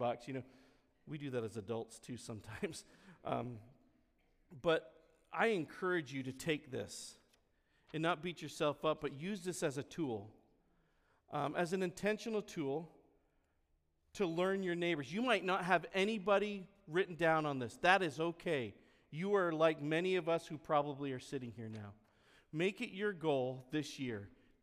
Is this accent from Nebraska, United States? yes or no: no; Vermont, United States; moved away; the neighborhood I grew up back in Vermont on Silver Circle